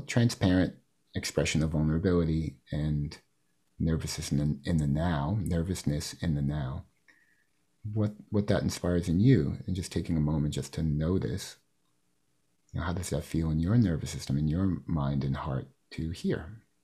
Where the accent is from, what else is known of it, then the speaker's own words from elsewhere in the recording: New York City, New York, United States; I come from Queens